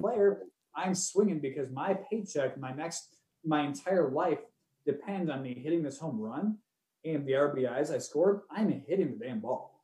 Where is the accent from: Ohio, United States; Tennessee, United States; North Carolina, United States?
Ohio, United States; Cleveland; where we grew up and everything in Cleveland